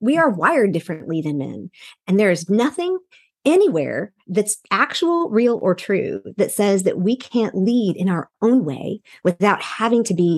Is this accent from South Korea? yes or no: yes; Seoul, South Korea; also born or lived in Texas / Wyoming; And I was born in East Texas. Then we moved to Wyoming for him to pastor. And then my parents went on the mission field in Seoul, Korea. So I was raised all my formative years and in Seoul, Korea, in an international community.